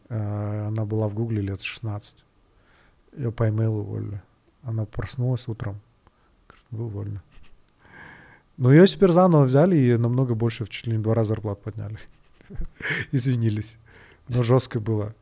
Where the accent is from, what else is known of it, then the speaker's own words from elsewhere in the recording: Kyrgyzstan; один из первых вообще, наверное, программистов кыргызских